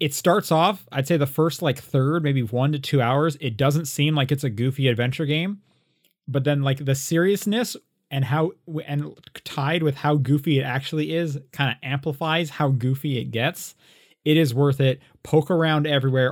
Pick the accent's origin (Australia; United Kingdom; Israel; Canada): Canada; now in United States; a Canadian who lives in the States